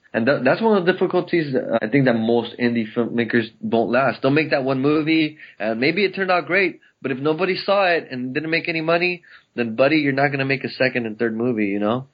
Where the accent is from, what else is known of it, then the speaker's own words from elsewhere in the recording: El Monte, California, United States; I grew up in El Monte, which is about fifteen miles east of downtown L